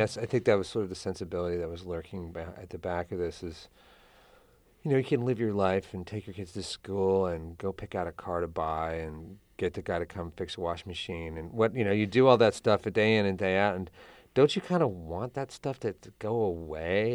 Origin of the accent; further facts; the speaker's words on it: United States; as American writers